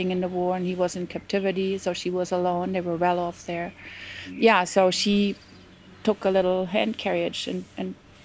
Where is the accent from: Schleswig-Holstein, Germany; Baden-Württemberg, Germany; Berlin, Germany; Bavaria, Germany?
Bavaria, Germany; Franconia; English is a second language; moved away as an adult; also born or lived in North Rhine-Westphalia, Germany / Nova Scotia, Canada; now in Pietrasanta, Italy; I was born in Germany, in southern Germany, in Franconia, part of Bavaria, where good wine comes from. I grew up very dedicated to that region. And then when I was 10, we moved further up in Germany. Then I was in North Rhine-Westphalia